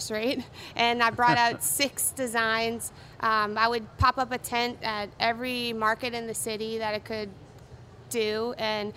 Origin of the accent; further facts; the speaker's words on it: New Orleans, Louisiana, United States; moved away as an adult; also born or lived in Los Angeles; I'm from New Orleans originally, when I moved to Los Angeles to go to fashion design school